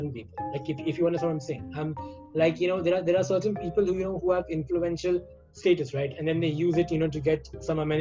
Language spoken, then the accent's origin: English; South India, India; I'm South Indian